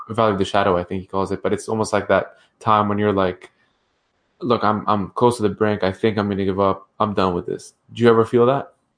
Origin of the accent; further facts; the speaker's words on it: Ottawa, Ontario, Canada; I grew up in Ottawa